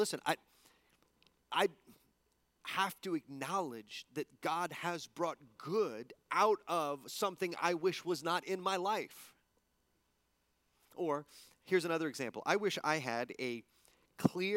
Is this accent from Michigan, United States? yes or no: no; El Paso, Texas, United States; moved away; also born or lived in East Coast; growing up in El Paso